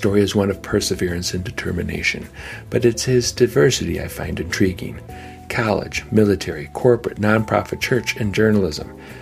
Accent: Painesville, Ohio, United States; my hometown, Painesville, Ohio

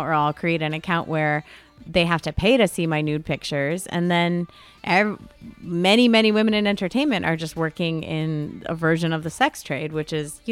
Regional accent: United States; we're American women

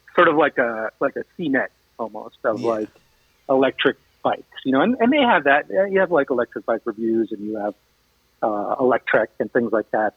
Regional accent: New York, United States; moved away as an adult; now in Michigan, United States; I'm originally from New York

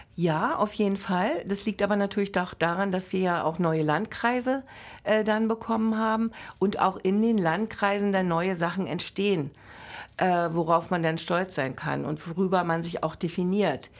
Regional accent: Berlin, Germany; also born or lived in Brandenburg; ich bin äh, zum Beispiel von Herzen eine Berlinerin, deren Familie immer zwischen Altmark und Neumark gelebt hat, die letzten 200 Jahre.

